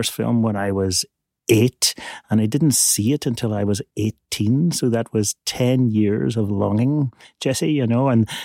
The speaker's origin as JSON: {"language": "English", "town": "Belfast", "region": "Northern Ireland", "country": "United Kingdom", "tie": "born or raised there", "said": "I grew up in Belfast in Northern Ireland"}